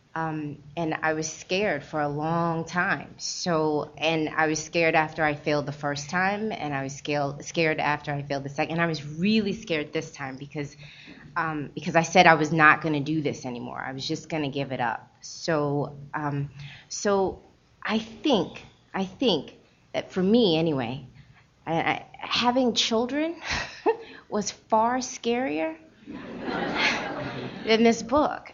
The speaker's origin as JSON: {"language": "English", "town": "Baltimore", "region": "Maryland", "country": "United States", "tie": "born or raised there", "also_born_or_lived": "Trinidad", "said": "I grew up in Baltimore, and it wasn't at that time. It wasn't a lot of other Trinidadians around"}